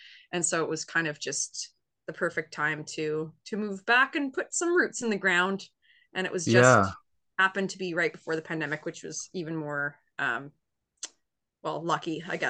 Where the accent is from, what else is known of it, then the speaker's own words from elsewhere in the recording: Fredericton, New Brunswick, Canada; also born or lived in Moncton; But yeah, no, I grew up in Fredericton, and I was living there until about the age of 11. And then we moved to Moncton.